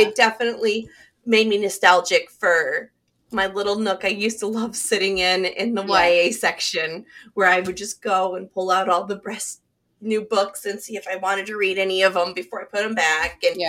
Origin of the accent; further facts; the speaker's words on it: Nichols, United States; moved away; my hometown library in Nichols, back where I grew up.